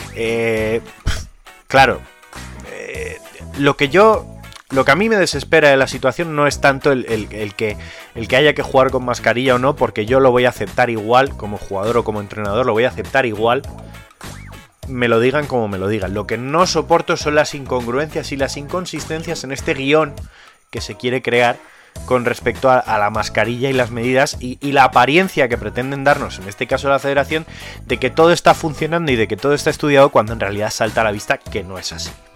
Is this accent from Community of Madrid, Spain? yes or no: yes; Community of Madrid, Spain; somos más madrileños